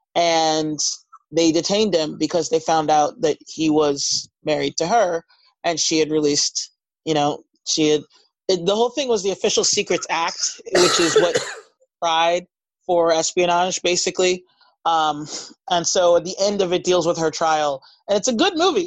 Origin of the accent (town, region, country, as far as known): United States